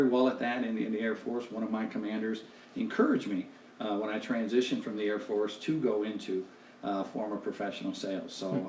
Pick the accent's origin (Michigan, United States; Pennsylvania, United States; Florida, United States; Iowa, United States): Michigan, United States; Detroit; moved away as an adult; also born or lived in Grosse Pointe, Michigan; I'm from Detroit, Michigan.